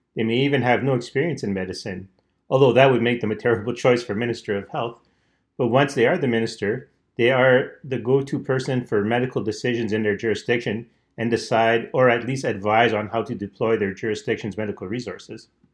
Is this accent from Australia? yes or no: no; Canada; I'm Canadian